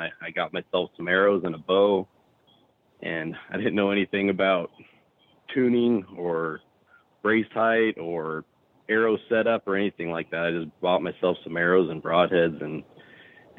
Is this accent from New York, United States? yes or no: no; Arizona, United States; I'm from Arizona originally